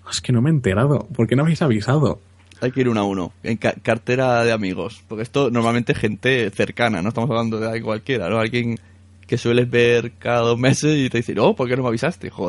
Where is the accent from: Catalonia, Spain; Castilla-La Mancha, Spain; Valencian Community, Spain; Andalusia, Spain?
Catalonia, Spain; Palau; O Palau, Palau, mi pueblo.